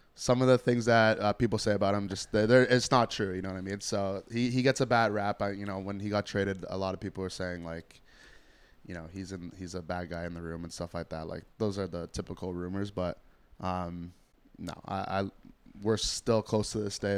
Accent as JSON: {"language": "English", "town": "Toronto", "region": "Ontario", "country": "Canada", "tie": "born or raised there", "said": "I grew up in Scarborough"}